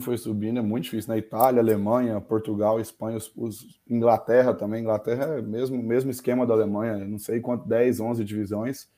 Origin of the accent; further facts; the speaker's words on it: Mineiros, Goiás, Brazil; also born or lived in Uberlândia, Minas Gerais / Goiânia / Germany; E morei a vida toda em Mineiros, aqui no interior de Goiás